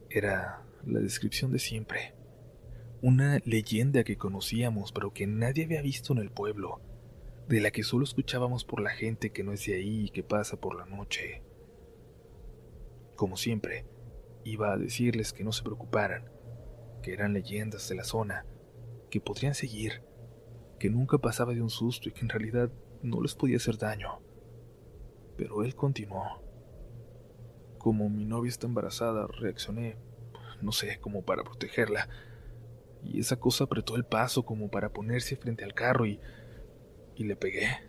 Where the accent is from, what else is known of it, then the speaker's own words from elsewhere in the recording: Arizona, United States; born there; Mis papás son mexicanos, de Sonora, pero mis hermanos y yo nacimos aquí en Arizona.